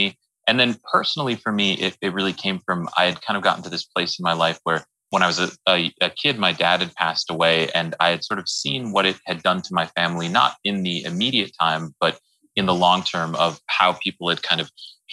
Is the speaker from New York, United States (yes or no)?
no; Wisconsin, United States; moved away; I'm from Wisconsin originally, and I adore my family